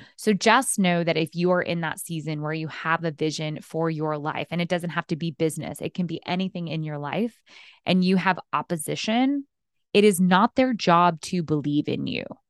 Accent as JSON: {"language": "English", "region": "Texas", "country": "United States", "tie": "born or raised there", "also_born_or_lived": "New York City", "moved": "as an adult", "lives_now": "Los Angeles, United States", "said": "Before L A, I lived in New York and I grew up in Texas"}